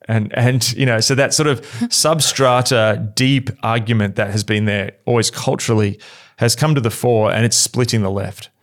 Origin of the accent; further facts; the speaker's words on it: Australia; as an Australian